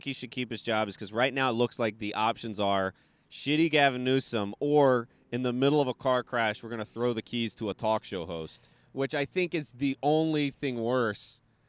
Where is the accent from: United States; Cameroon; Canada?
United States; California; as a Californian.